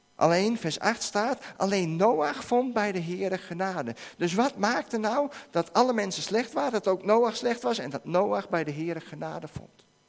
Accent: Netherlands; van ons als Nederlanders

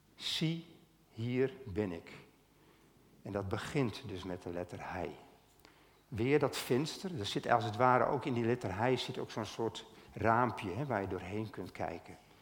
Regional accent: Stiens, Friesland, Netherlands; ik kom uit Stiens

